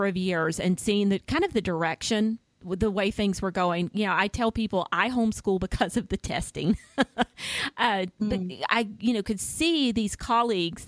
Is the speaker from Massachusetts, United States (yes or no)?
no; Florida panhandle, United States; moved away as an adult; also born or lived in Tampa, Florida; now in Alabama, United States; I grew up in the panhandle part of Florida, just north of the beaches